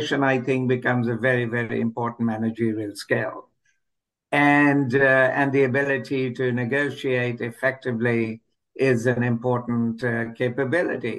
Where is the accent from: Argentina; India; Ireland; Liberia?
India; moved away as an adult; also born or lived in England; now in United States; I'm originally from India. I first left for England when I was in the mid-20s, and then I moved on to the US.